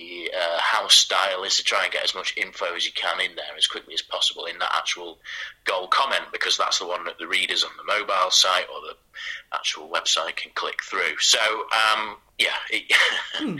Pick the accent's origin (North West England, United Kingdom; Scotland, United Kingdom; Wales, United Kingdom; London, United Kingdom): North West England, United Kingdom; Macclesfield; moved away; I'm from Macclesfield in Cheshire.